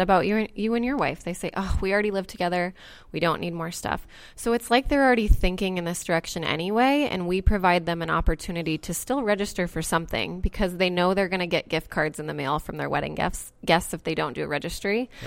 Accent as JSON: {"language": "English", "town": "Indianola", "region": "Iowa", "country": "United States", "tie": "born or raised there", "said": "the outside scoop, which is in Indianola, which is my hometown"}